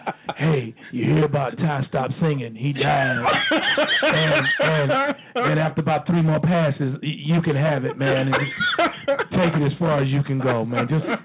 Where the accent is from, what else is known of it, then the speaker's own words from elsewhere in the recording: Rural Hall, North Carolina, United States; moved away; I'm from Winston-Salem, North Carolina. Actually, I'm from a small town outside of Winston-Salem called Rural Hall, North Carolina.